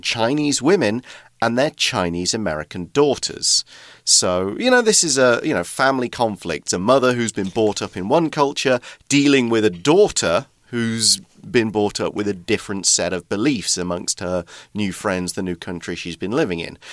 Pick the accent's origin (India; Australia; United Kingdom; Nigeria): United Kingdom; accent: regional British accent; moved away as an adult; now in Taiwan; I'm an emigrant from Britain